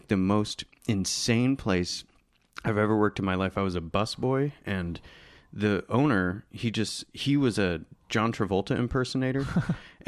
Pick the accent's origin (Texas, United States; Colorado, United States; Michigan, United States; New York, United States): Michigan, United States; I used to work in this place open in my hometown in Michigan.